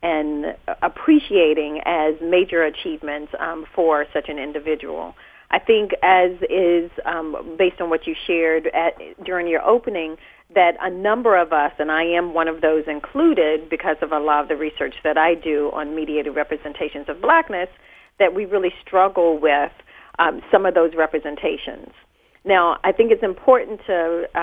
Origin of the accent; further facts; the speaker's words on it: North Carolina, United States; moved away; I'm originally from North Carolina